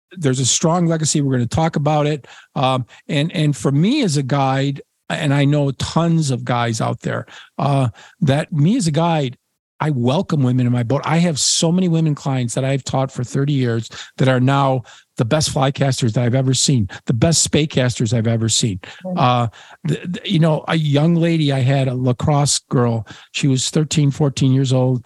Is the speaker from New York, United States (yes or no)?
yes; Niagara Frontier, New York, United States; moved away; also born or lived in Poland / Washington, D.C.; since I was a little boy growing up in the Niagara Frontier.